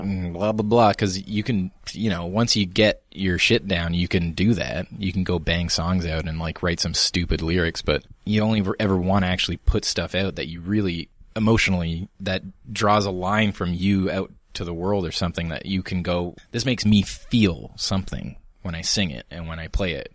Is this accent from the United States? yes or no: no; Canada; we're proudly Canadian